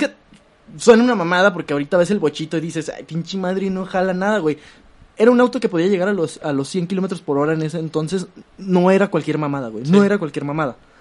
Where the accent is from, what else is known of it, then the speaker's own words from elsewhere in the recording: Mexico; somos México del PRI